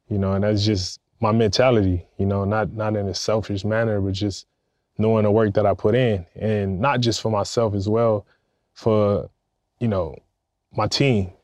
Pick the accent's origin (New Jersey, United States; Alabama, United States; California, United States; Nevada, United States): California, United States; Compton; I grew up in Compton, California